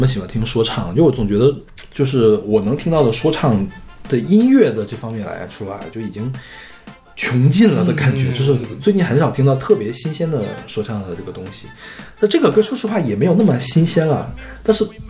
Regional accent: Kenya; 因为我是肯尼亚人，

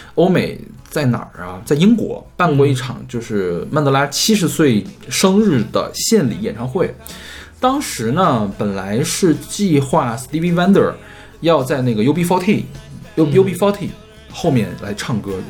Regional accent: Heilongjiang, China; moved away; also born or lived in Henan; 我们家不是从黑龙江搬到河南去嘛

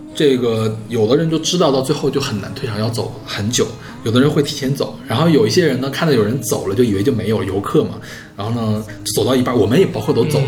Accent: China; 我们中国人一般都不会去跟他们一块儿跳

